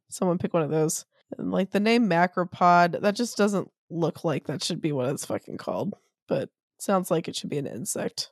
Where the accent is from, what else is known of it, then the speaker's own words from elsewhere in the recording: Maui, Hawaii, United States; we are from Maui